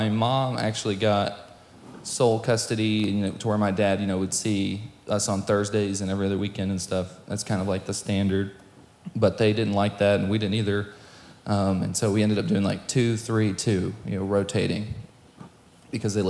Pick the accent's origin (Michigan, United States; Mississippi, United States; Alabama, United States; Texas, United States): Texas, United States; Ovilla; also born or lived in Boston, Massachusetts / Knoxville, Tennessee / Midlothian, Texas / Waxahachie, Texas; growing up in this area, I went to Midlothian all through school from 2nd grade to graduation. I lived in Waxahachie for a while, and then I lived in Ovilla for a long time.